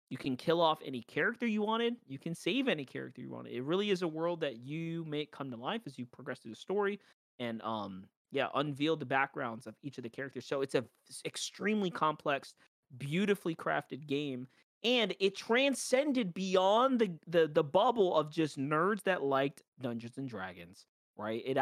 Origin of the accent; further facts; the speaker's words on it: New York, United States; Right, I'm from New York. Like the game's based in New York.